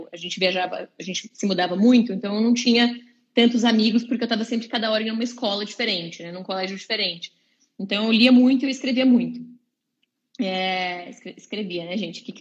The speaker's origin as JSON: {"language": "Portuguese", "town": "Londrina", "region": "Paraná", "country": "Brazil", "tie": "born there", "said": "Eu nasci em Londrina, no Paraná."}